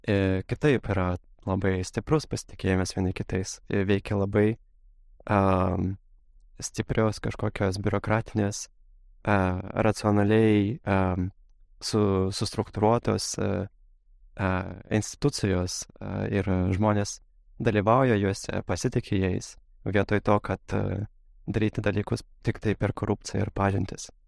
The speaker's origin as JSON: {"language": "Lithuanian", "region": "Moscow", "country": "Russia", "tie": "born or raised there", "said": "Nes a, gimiau Rusijoje, augau Rusijoje ir mano šeima labai daug kritikavo a, esamą aplinką, labai nepatiko Maskvai gyventi, labai kritikavo ir režimą, ir taip toliau."}